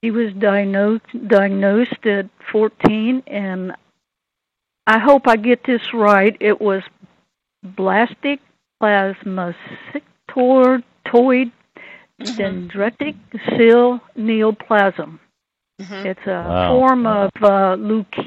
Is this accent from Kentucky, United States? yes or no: yes; Lexington, Kentucky, United States; We're all from Lexington, Kentucky, although I have one brother that's a Buckeye